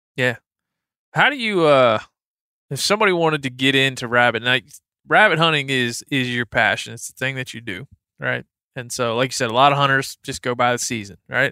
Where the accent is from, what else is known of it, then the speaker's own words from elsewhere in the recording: Maryland, United States; moved away; I'm from Maryland. I spent a lot of time on the Eastern Shore